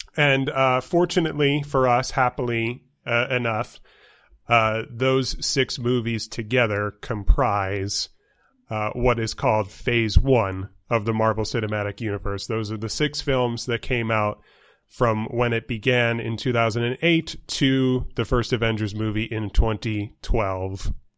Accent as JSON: {"language": "English", "region": "New York", "country": "United States", "tie": "born or raised there", "also_born_or_lived": "Pennsylvania / Ohio", "moved": "as an adult", "lives_now": "Tucson, United States", "said": "growing up in New York"}